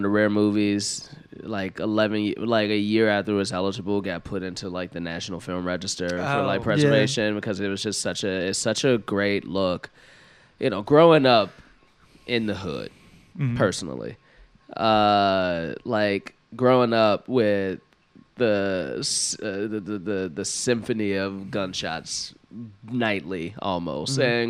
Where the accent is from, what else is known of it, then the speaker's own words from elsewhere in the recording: Chicago, Illinois, United States; I'm from Chicago